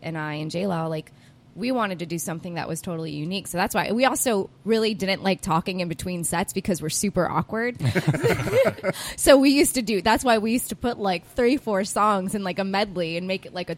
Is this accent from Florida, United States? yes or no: yes; Naples, Florida, United States; I grew up in Naples. I used to drive from Naples up here to downtown Fort Myers